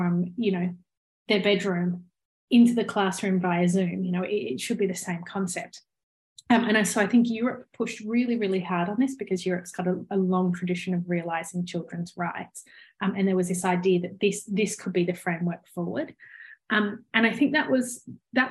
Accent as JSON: {"language": "English", "country": "Australia", "tie": "born or raised there", "said": "your listeners might have spotted by my accent that I clearly grew up in Australia"}